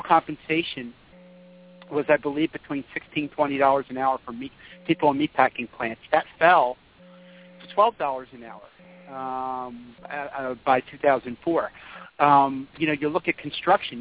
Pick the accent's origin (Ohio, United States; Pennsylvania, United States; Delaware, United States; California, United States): Pennsylvania, United States; Philadelphia suburbs; in high school 20 years ago, I'm from the Philadelphia suburbs